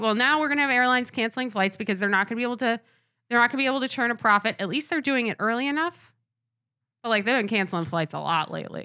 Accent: Rochester, New York, United States; I'm from Rochester.

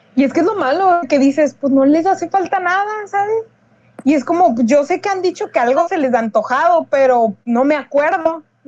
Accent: Mexico; somos mexicanos

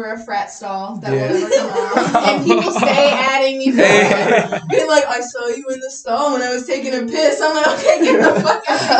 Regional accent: Chicago, Illinois, United States; I was born in Chicago

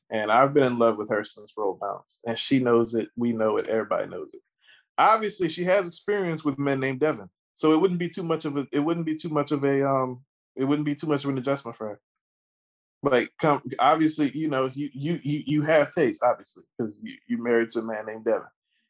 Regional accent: Maryland, United States; Actually, I'm not from D.C. I'm from Maryland.

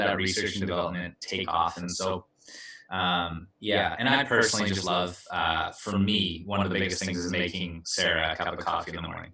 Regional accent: Vernon, British Columbia, Canada; moved away; also born or lived in Kamloops, British Columbia; Hail from Vernon, British Columbia, the place of dreams.

